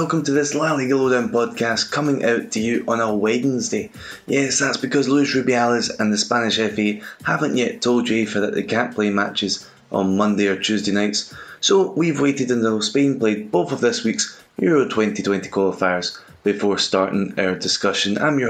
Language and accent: English; Scotland, United Kingdom; As a Scottish guy